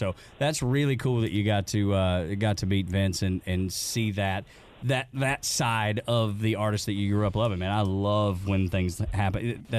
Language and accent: English; Dalton, Georgia, United States; I'm from Dalton, up in Northwest Georgia.